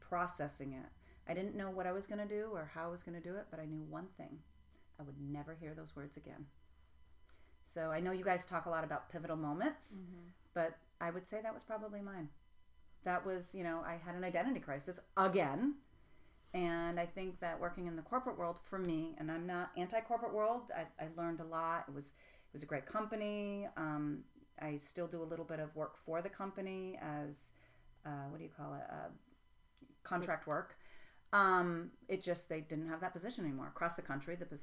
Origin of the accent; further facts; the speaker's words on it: Vermont, United States; also born or lived in Tennessee; I grew up in Vermont